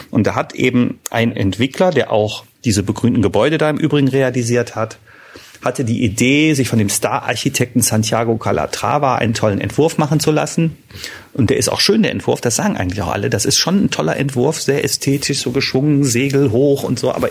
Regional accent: Düsseldorf, North Rhine-Westphalia, Germany; Eine kurze Frage als Düsseldorfer.

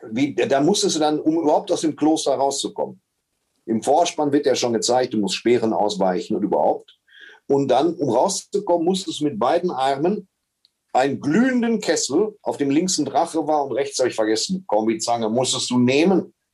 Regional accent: Germany; also born or lived in Waltrop

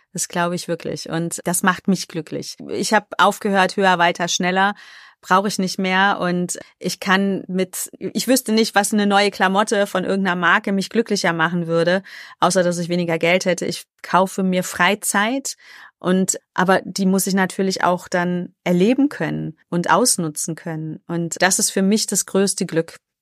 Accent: Cologne, North Rhine-Westphalia, Germany; Ich bin ja eigentlich Kölnerin und wir Kölschen haben ja dieses Kölsche Grundgesetz

